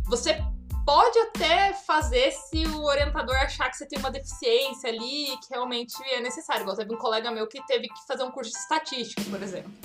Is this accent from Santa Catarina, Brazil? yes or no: no; Vassouras, Rio de Janeiro, Brazil; moved away; Eu venho de eu venho de uma cidade de 14 mil habitantes, eu nasci em Vassouras, no interior do Rio.